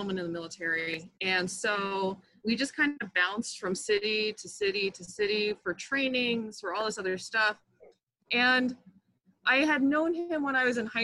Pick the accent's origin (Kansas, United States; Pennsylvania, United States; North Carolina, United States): Pennsylvania, United States; Philadelphia; moved away; also born or lived in San Diego, California / Biloxi, Mississippi; I'm originally from Philadelphia, Pennsylvania